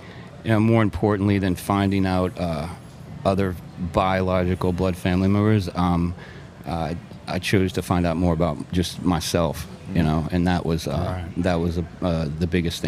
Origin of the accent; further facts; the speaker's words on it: West Bank of Jefferson Parish, Louisiana, United States; also born or lived in St. Petersburg, Florida; I actually came up on the West Bank of Jefferson Parish.